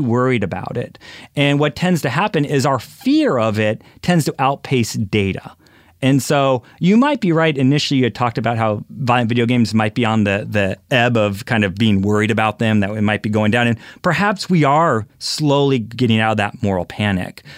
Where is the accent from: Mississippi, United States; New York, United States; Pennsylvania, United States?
Pennsylvania, United States; Philadelphia; I'm from Philadelphia